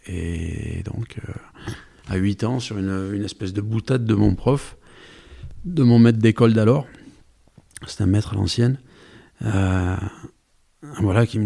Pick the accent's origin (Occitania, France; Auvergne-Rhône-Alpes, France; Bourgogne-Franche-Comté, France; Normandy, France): Occitania, France; accent: Aveyronnais; now in Paris, France; l'accent qu'on entend, c'est l'accent avéronné. Oh, j'ai tout perdu. Quand je vais là-bas, on me dit que j'ai l'accent de Paris maintenant.